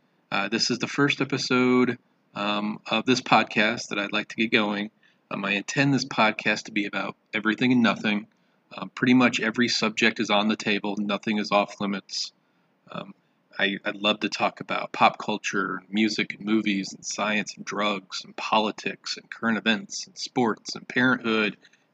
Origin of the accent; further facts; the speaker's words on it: Michigan, United States; also born or lived in southern Indiana; now in Indiana, United States; I grew up in Michigan and southern Indiana and have lived in central Indiana for the last 20 years or so.